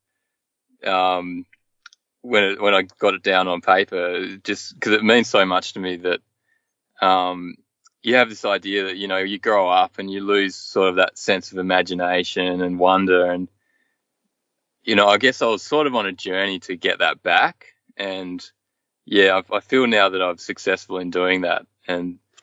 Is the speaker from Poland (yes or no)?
no; Hobart, Tasmania, Australia; moved away as an adult; I've lived my whole life in Hobart, in various suburbs of Hobart